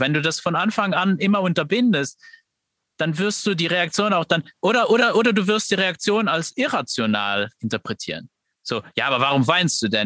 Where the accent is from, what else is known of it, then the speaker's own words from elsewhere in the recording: Luxembourg; ich bin aus Luxemburg